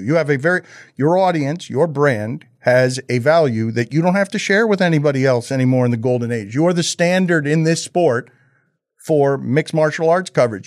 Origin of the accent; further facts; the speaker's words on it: Miami, Florida, United States; make Miami proud as a Cuban kid